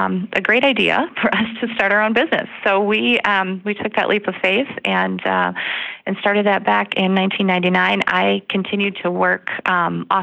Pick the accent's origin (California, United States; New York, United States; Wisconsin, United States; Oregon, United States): Wisconsin, United States; Slinger; I am originally from Southeast Wisconsin. So grew up over in Slinger.